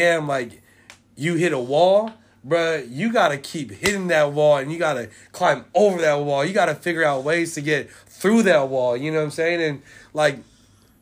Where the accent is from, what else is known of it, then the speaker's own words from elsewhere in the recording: San Francisco, California, United States; I'm from Hunter's Point. I'm from Bayview.